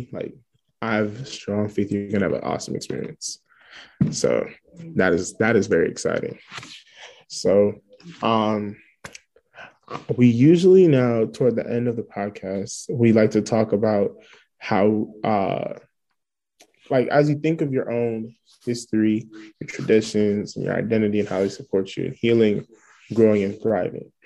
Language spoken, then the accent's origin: English; Alabama, United States; growing up in Alabama